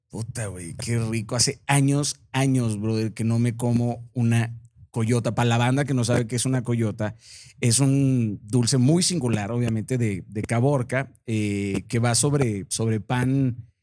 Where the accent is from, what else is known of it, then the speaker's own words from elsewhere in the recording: Mazatlán, Sinaloa, Mexico; Yo soy de Mazatlán